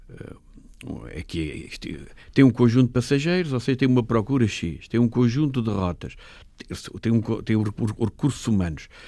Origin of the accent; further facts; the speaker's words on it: Castelo Branco, Centro, Portugal; moved away; also born or lived in France; eu vivia em Castelo Branco, onde estudava